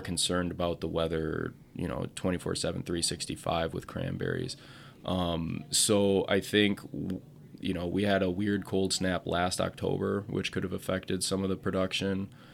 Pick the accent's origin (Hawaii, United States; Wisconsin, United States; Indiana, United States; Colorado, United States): Wisconsin, United States; Portage; also born or lived in Madison, Wisconsin / Hot Springs, South Dakota; now in Wisconsin Rapids, United States; I grew up in Portage